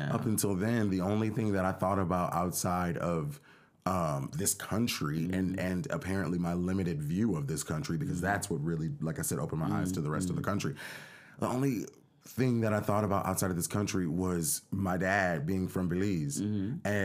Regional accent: United States; born or raised there

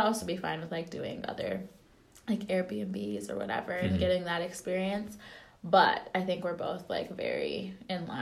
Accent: Wisconsin, United States; we're like from Wisconsin

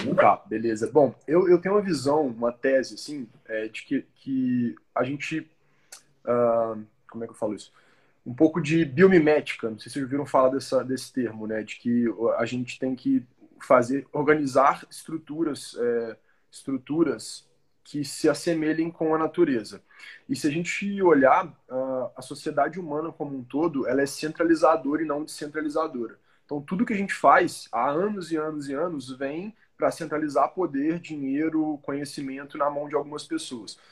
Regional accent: Brazil

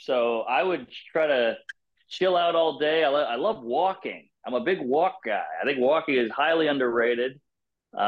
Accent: Louisiana, United States; I'm from Louisiana

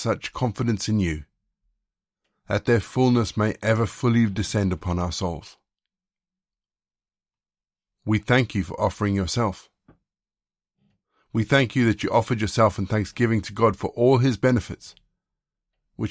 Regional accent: South Africa; also born or lived in Zimbabwe; I was born in Zimbabwe and that I was raised in South Africa

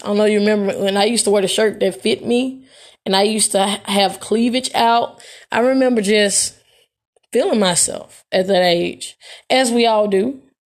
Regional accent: Memphis, Tennessee, United States; growing up in Hirsch Village

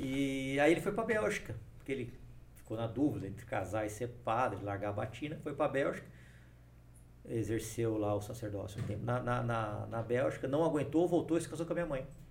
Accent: Ribeirão Preto, São Paulo, Brazil; Eu nasci em São Paulo e fui para Ribeirão Preto muito cedo, muito menino. Passei a minha infância inteira lá, minha adolescência, fiz faculdade lá

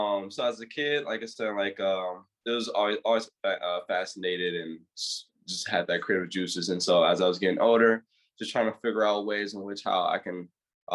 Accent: Grand Rapids, Michigan, United States; born and raised in Grand Rapids, inner city kid

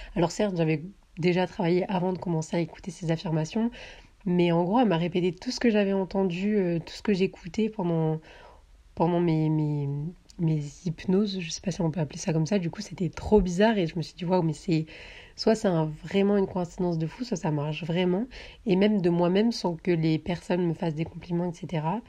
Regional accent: southern France, France; moved away as an adult; also born or lived in Paris; je viens du sud de la France, mais là je suis montée sur Paris pour des stages

